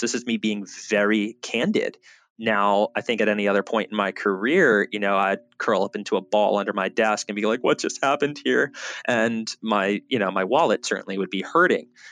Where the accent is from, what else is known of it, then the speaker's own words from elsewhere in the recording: Boca Raton, Florida, United States; growing up in South Florida and Boca Raton